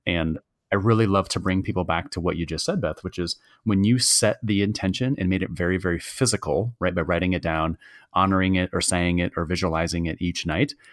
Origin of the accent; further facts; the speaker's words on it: Michigan, United States; we both were born and raised in Michigan